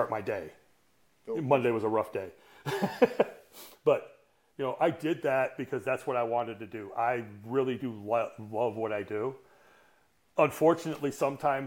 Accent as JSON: {"language": "English", "region": "Detroit / northern Michigan", "country": "United States", "tie": "born or raised there", "said": "In 77, we moved from Detroit up to northern Michigan"}